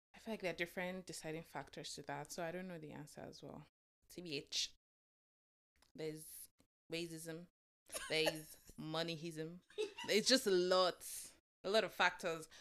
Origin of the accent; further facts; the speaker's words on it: Lagos, Nigeria; moved away; also born or lived in Oyo; I was born and raised in Lagos, Nigeria, but I'm from Oyo